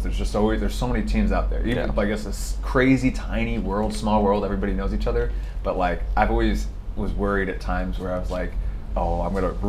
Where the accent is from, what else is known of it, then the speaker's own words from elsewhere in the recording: Portland, United States; when I was growing up in Portland, we didn't even have academies when I was growing up until I turned 16